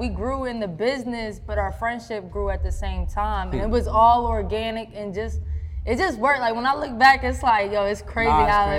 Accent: York, Pennsylvania, United States; moved away as an adult; now in Atlanta, United States; I'm from York, Pennsylvania.

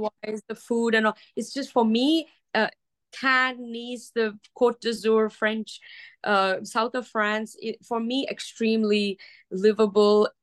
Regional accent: Dubai, United Arab Emirates; now in Los Angeles, United States; I grew up in Dubai and it was just coming up at that time

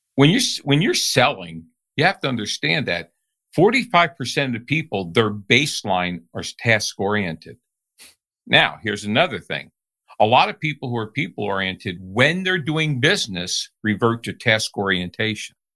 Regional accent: New Jersey, United States; I grew up in New Jersey.

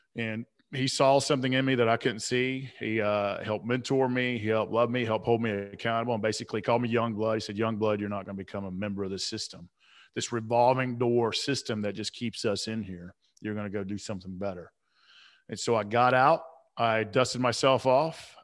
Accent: Atlanta, Georgia, United States; I grew up on the South side of Atlanta

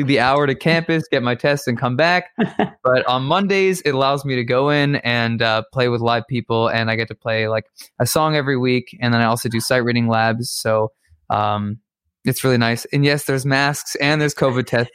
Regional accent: Toronto, Ontario, Canada; moved away as an adult; now in Boston, United States; I'm from Toronto

